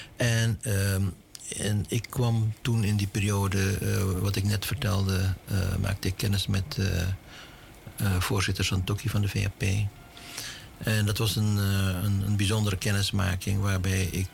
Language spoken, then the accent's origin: Dutch; Suriname; also born or lived in Aruba; now in Netherlands; Ik ben Surinamer. Ik ben geboren in Suriname.